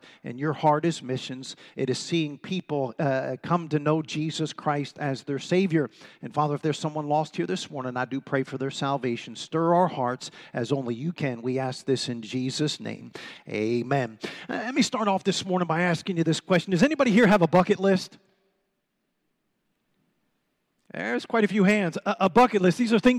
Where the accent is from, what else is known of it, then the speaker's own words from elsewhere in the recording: Washington, District of Columbia, United States; And believe it or not, I'm originally from this area. I'm from Washington, D.C. It's not my fault, it's my parents' fault, amen? But I'm originally from Washington, D.C.